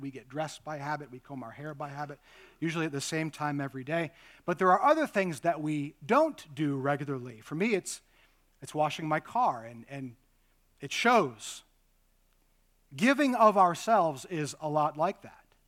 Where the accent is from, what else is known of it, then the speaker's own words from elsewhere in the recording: United States; being modern American Christians